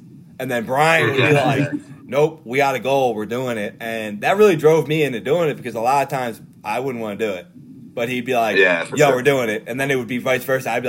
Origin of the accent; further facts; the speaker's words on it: Norristown, Pennsylvania, United States; growing up in Norristown.